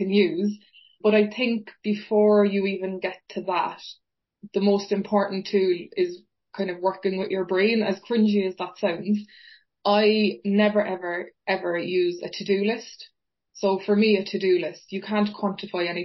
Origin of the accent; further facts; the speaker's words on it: Fountainstown, Munster, Ireland; accent: Cork; moved away as an adult; now in Manchester, United Kingdom; my accent and myself are from a beautiful place called Fountainstown Beach, which is in County Cork in Ireland. So I was very, very lucky. I literally grew up 30 seconds away from the sea